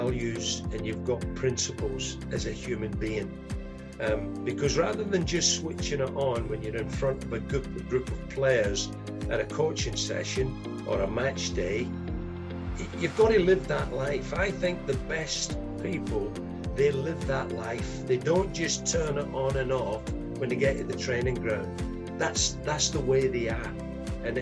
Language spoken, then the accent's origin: English; Glasgow, Scotland, United Kingdom; moved away; I was sort of born and raised in Glasgow.